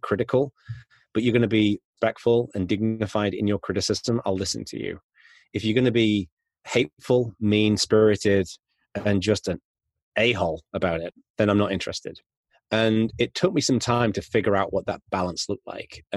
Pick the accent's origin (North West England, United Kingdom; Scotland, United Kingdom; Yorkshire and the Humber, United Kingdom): Yorkshire and the Humber, United Kingdom; I was growing up in North Yorkshire in the UK